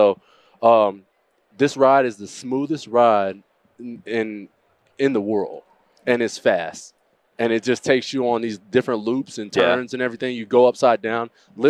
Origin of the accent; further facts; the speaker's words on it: New Smyrna Beach, Florida, United States; I'm literally like 45 minutes east of Orlando, right? From Daytona Beach, New Smyrna Beach to be exact.